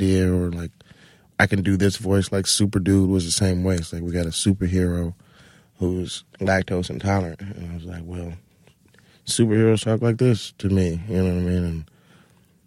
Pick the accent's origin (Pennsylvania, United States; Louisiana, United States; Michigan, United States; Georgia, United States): Georgia, United States; Atlanta; moved away as an adult; also born or lived in California; now in New York, United States; I'm from Atlanta